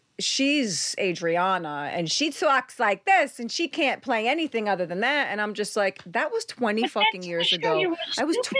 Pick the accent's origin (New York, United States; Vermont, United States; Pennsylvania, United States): New York, United States; accent: New York; My daughter always says, "You don't have a New York accent." I'm like, "Fuck yes, I do."